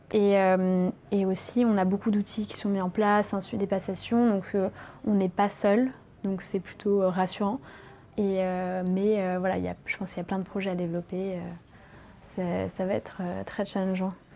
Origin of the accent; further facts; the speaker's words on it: Paris, Île-de-France, France; moved away as an adult; je viens de Paris